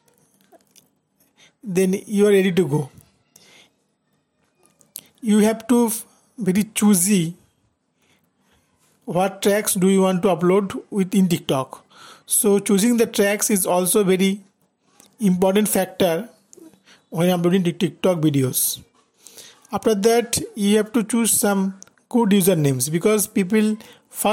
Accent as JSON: {"language": "English", "country": "India", "said": "I am from India"}